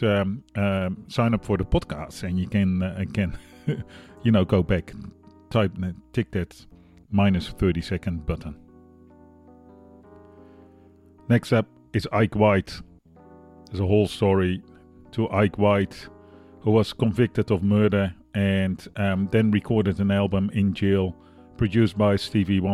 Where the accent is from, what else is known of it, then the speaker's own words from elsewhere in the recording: Netherlands; now in Australia; I'm from the Netherlands, living in Australia, broadcasting, well, in Brooklyn, New York